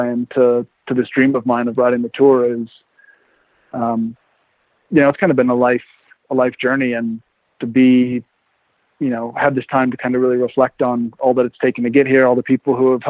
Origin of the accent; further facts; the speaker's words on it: Oregon, United States; now in Nice, France; I grew up in Oregon in the mountains